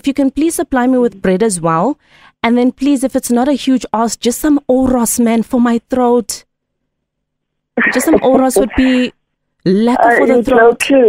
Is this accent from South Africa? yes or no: yes; Empangeni, KwaZulu-Natal, South Africa; I'm from Empangeni. I'm a municipal worker. I clean the streets.